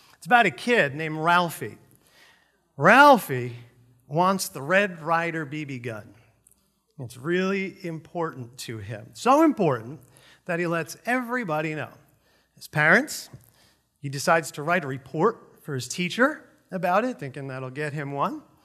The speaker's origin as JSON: {"language": "English", "region": "New York", "country": "United States", "tie": "born or raised there", "moved": "yes", "said": "I grew up in New York where we have real food"}